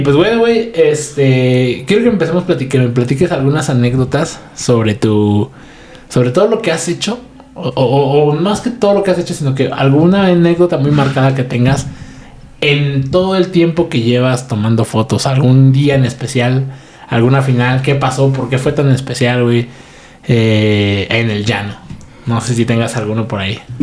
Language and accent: Spanish; Oaxaca, Mexico; also born or lived in Monterrey; nací en Oaxaca, güey, viví aquí creo que como casi 20 años